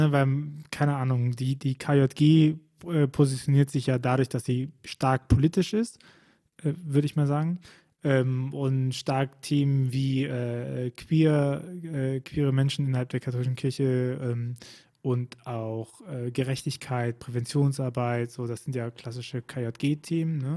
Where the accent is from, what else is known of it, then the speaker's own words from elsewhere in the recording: Bonn, North Rhine-Westphalia, Germany; ich komme ja aus Bonn eigentlich.